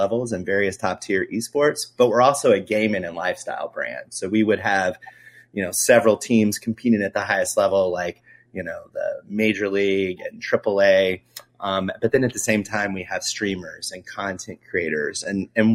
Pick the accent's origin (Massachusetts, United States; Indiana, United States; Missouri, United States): Indiana, United States; moved away as an adult; now in Kansas City, United States; moved all around the country. I'm from Indiana. I wound up in Kansas City here